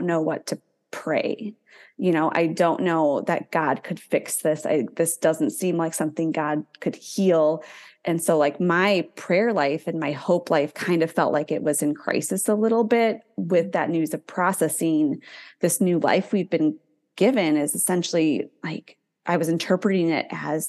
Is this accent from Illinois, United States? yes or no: yes; north of Chicago, Illinois, United States; moved away as an adult; also born or lived in Southern Alabama; I didn't know anybody in the military growing up. I'm from north of Chicago